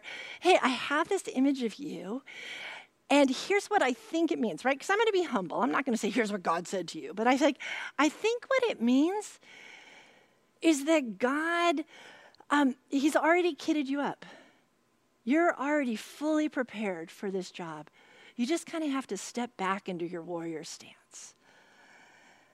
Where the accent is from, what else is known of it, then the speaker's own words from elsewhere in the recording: California, United States; I'm a Californian